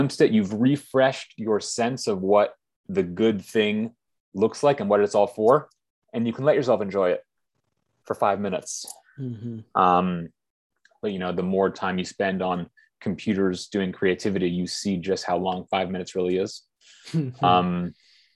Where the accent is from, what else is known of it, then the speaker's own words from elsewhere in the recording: Bay Area, California, United States; we come from the Bay Area in California, we went to good schools